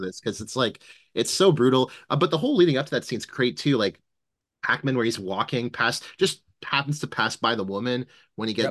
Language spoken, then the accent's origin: English; Canada; I as a Canadian